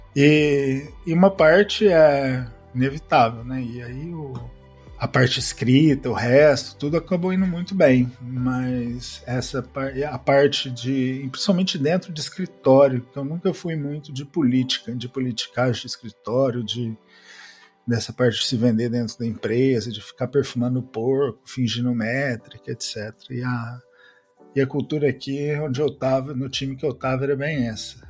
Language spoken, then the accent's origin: Portuguese; São Paulo, Brazil; moved away as an adult; also born or lived in Uberlândia, Brazil; now in Barcelona, Spain; Eu sou de São Paulo, mas então eu passei uma grande parte da minha carreira em Uberlândia também